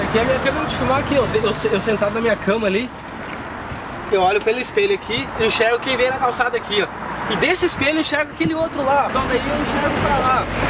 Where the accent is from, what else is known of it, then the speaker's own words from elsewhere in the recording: Canoas, Rio Grande do Sul, Brazil; Sou natural de Canoas aqui, eh, da Matias, nasci